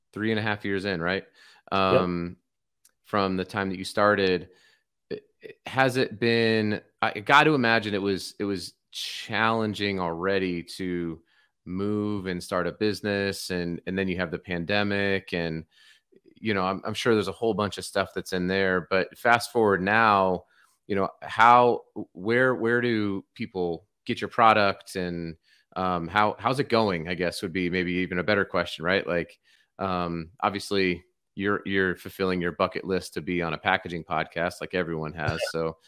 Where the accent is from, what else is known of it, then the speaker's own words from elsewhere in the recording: Colorado Springs, Colorado, United States; now in Fort Collins, United States; Yeah, we're both from Colorado Springs, and then at the time we're living in Fort Collins because we got married right after we went to Colorado State.